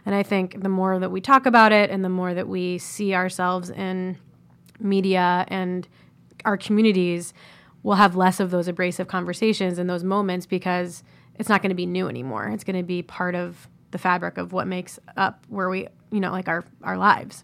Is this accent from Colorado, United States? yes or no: no; Columbus, Ohio, United States; Columbus, Ohio